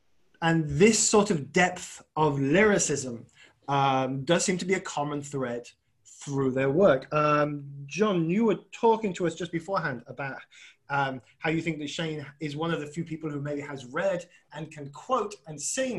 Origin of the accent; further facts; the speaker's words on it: Wolverhampton, West Midlands, United Kingdom; I'm from Wolverhampton.